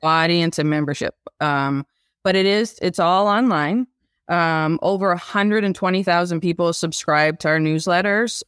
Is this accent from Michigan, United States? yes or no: yes; Midland, Michigan, United States; also born or lived in California; now in Detroit, United States; I was raised in Midland